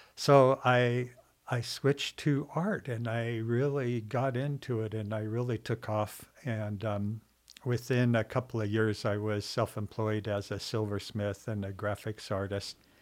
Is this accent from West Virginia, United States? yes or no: no; Seattle, Washington, United States; moved away as an adult; also born or lived in Alaska; I grew up in Seattle